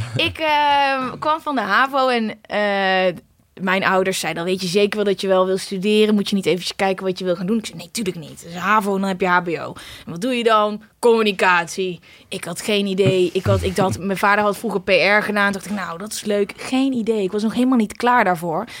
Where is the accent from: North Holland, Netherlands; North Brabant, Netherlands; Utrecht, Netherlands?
North Brabant, Netherlands; Uden; moved away as an adult; also born or lived in The Hague; now in Amsterdam, Netherlands; Ik kom oorspronkelijk uit Uden